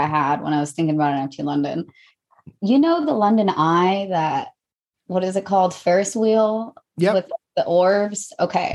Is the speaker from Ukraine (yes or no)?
no; Mexico; I'm from Mexico